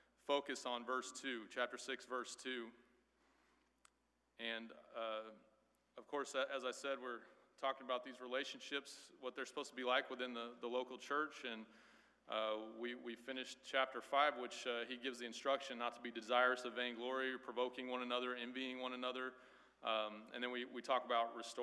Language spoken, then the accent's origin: English; Midwest, United States; also born or lived in Crestview, Florida; now in Florida, United States; I grew up in the Midwest